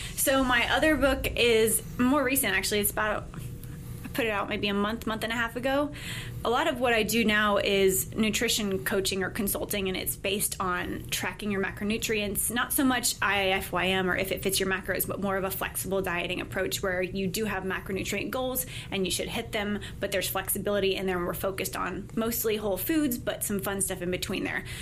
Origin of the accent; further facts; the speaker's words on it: Mandeville, Louisiana, United States; moved away as an adult; also born or lived in Midland, Texas / California / Auburn, Alabama; I spent most of my life growing up in Mandeville